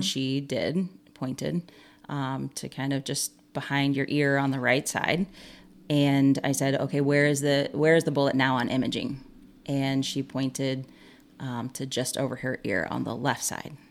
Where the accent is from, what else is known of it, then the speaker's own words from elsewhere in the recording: Monticello, Illinois, United States; I am born and raised in Monticello, Illinois, and that is where I currently reside